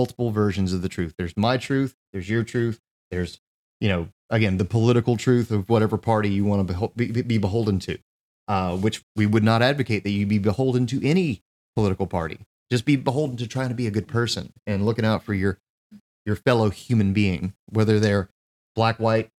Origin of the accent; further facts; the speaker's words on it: United States; as an American